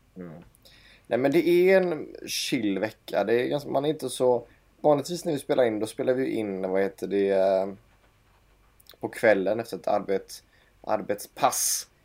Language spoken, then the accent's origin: Swedish; Gothenburg, Västra Götaland, Sweden; also born or lived in Stockholm; från Göteborg kommer jag ifrån